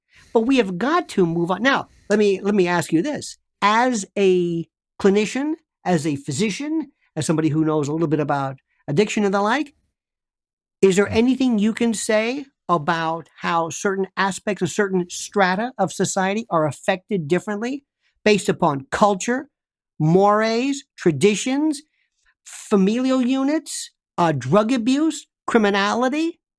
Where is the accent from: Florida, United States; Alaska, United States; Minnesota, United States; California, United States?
Florida, United States; I am from the South, Florida.